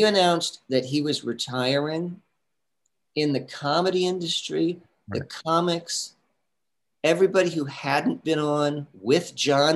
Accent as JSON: {"language": "English", "town": "San Diego", "region": "California", "country": "United States", "tie": "born or raised there", "also_born_or_lived": "New York City", "moved": "as an adult", "said": "I'm from San Diego."}